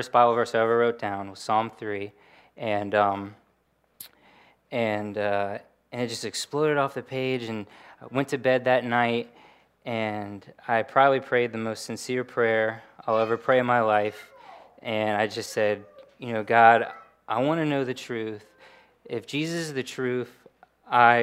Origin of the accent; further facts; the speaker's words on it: Williamsburg, Virginia, United States; I grew up in Williamsburg, Virginia, just down the road.